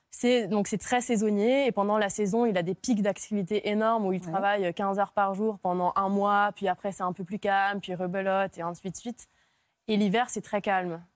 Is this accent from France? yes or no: yes; Nantes, Pays de la Loire, France; also born or lived in Hungary / Lille / Paris / south of France; J'ai grandi en Hongrie et quand je suis arrivée en France, j'avais 9 ans et j'ai grandi, j'ai continué de grandir du coup à Nantes